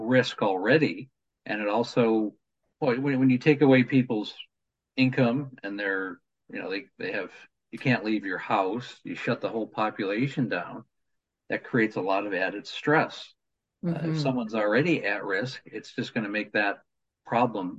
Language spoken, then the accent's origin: English; New York, United States; when I was a kid, I grew up in New York